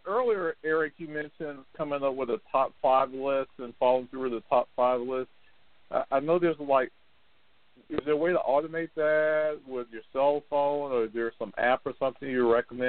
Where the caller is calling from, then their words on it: Lorton, Virginia, United States; I'm calling from Lorton, Virginia.